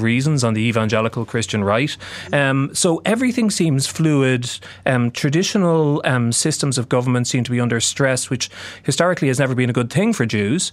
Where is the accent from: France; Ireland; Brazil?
Ireland; I'm Irish